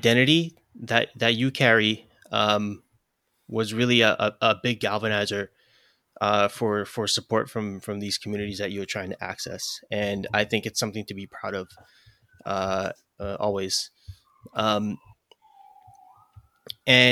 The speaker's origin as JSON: {"language": "English", "town": "New York City", "region": "New York", "country": "United States", "tie": "born or raised there", "accent": "New York", "said": "I'm from Brooklyn, you know, born and raised."}